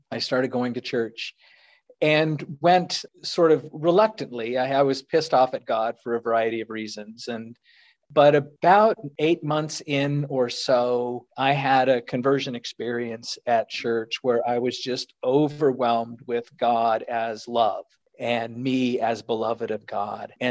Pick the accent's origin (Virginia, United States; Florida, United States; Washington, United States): Virginia, United States; Northern Virginia, just